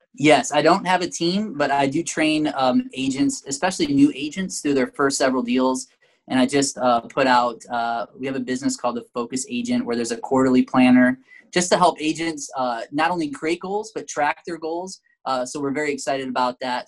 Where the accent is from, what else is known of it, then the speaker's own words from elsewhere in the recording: Michigan, United States; moved away; Emily and I are from Michigan. Uh, we were both born and raised in Michigan